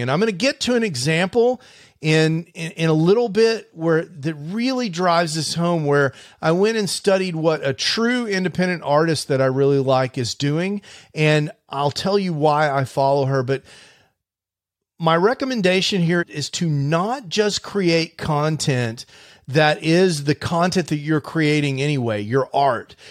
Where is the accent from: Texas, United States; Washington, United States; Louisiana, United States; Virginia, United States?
Texas, United States; Houston; when I was a kid growing up in Houston